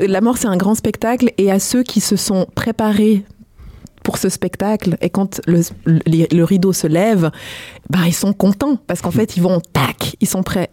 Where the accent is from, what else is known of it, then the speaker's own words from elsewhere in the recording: Switzerland; j'ai grandi euh, en Suisse, mais je suis d'origine congolaise